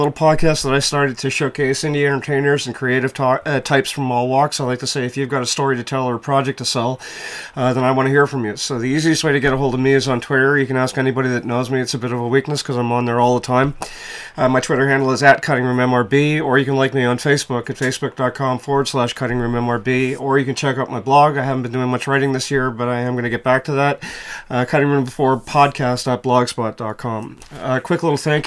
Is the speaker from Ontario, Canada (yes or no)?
no; Quebec, Canada; I'm from Quebec